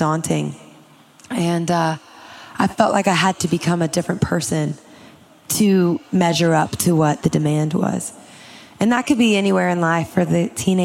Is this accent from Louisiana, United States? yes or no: yes; Louisiana, United States; I'm from Louisiana. I'm like a swamp girl.